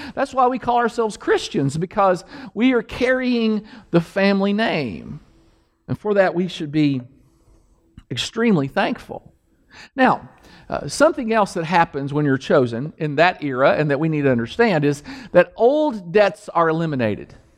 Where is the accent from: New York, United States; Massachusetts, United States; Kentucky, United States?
Kentucky, United States; Danville; in the hood where I grew up in Danville, on the mean streets of Danville, Kentucky